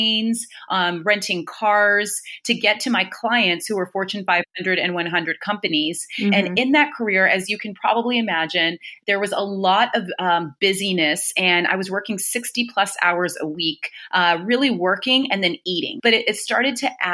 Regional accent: California, United States; moved away as an adult; now in New York, United States; I'm originally from California, and I moved to New York to go to business school

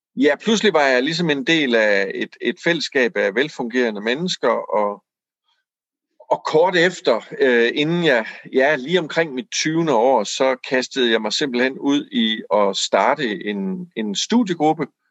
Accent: Aarhus, Central Denmark Region, Denmark; jeg voksede op i Aarhus

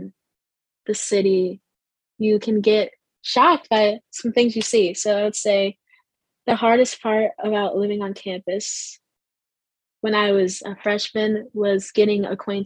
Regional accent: New York, United States; moved away as an adult; I'm from New York, so I moved here once I got accepted

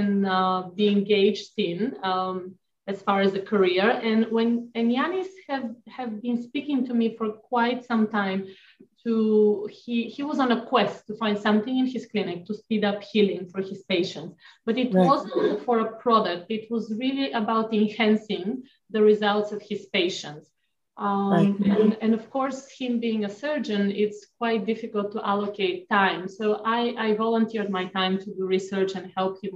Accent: Bulgaria; moved away; I grew up in Bulgaria

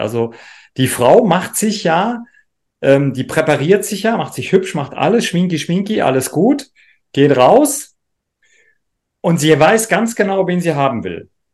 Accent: Rhineland-Palatinate, Germany; ich komme ja aus dem Rheinland-Pfälzischen

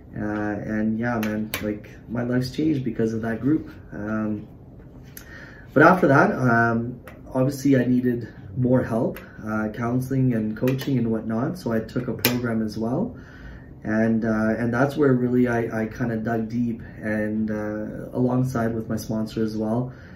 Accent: Surrey, British Columbia, Canada; I'm from Surrey

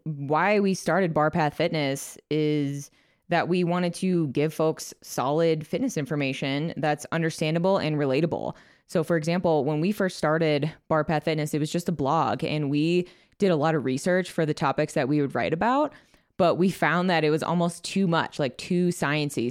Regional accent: Chicago, Illinois, United States; moved away as an adult; also born or lived in Pittsburg, Kansas; So I moved from Chicago, where I lived my whole life, to a small town in Pittsburgh, Kansas.

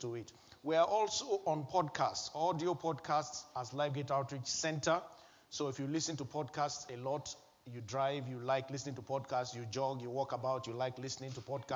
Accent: Nigeria; moved away as an adult; my home country, Nigeria

